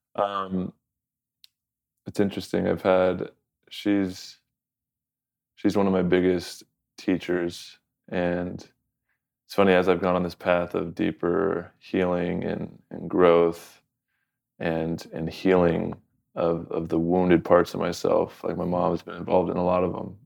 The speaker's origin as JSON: {"language": "English", "region": "Southern California", "country": "United States", "said": "from Southern California"}